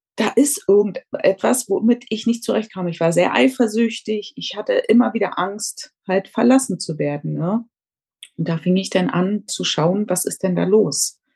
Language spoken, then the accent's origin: German; Berlin, Germany; moved away as an adult; now in Tenerife, Spain; ich komme ursprünglich aus Berlin, lebe aber seit knapp 14 Jahren auf Teneriffa